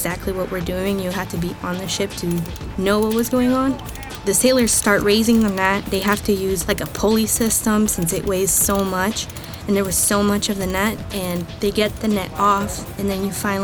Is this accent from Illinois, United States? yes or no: no; Fontana, California, United States; moved away; I'm from Fontana, California